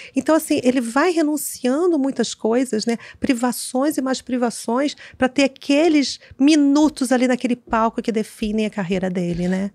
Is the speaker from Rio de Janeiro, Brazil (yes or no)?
yes; Rio de Janeiro, Brazil; eu sou carioca, moro aqui